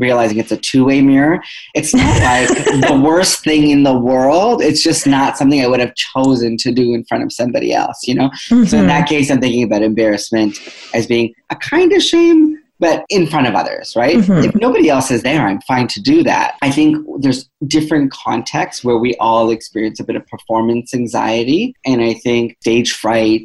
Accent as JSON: {"language": "English", "town": "Toronto", "region": "Ontario", "country": "Canada", "said": "I'm from Toronto"}